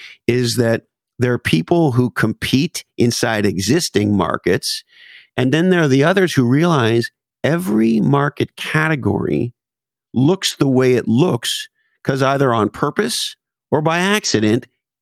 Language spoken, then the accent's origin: English; Montreal, Quebec, Canada; Montreal, Canada.